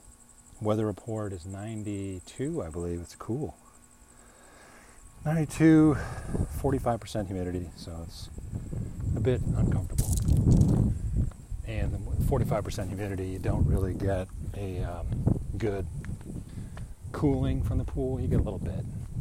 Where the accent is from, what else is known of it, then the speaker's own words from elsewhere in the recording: United States; us Americans